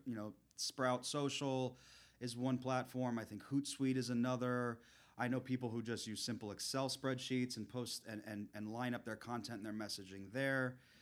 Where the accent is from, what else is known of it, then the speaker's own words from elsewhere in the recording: South Florida, United States; I grew up in the South Florida area